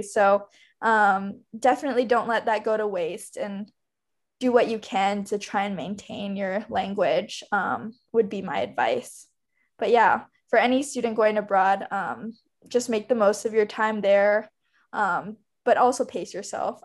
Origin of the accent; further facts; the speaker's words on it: Hawaii, United States; I'm from Hawaii, and so we don't really have seasons there.